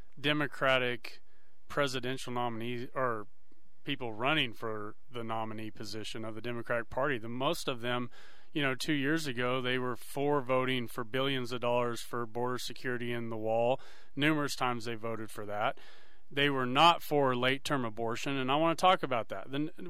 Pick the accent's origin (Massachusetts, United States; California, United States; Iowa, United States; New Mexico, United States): New Mexico, United States; I'm from New Mexico